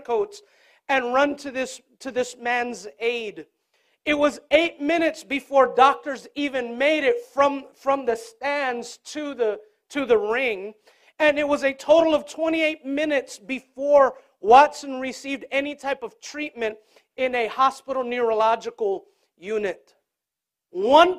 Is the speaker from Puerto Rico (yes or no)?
yes; Puerto Rico; Growing up in Puerto Rico